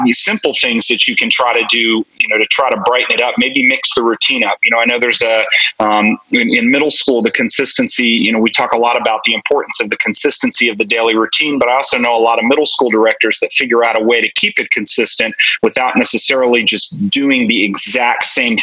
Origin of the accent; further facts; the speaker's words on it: New Jersey, United States; moved away as an adult; also born or lived in South Brunswick, New Jersey; now in Texas, United States; I grew up in New Jersey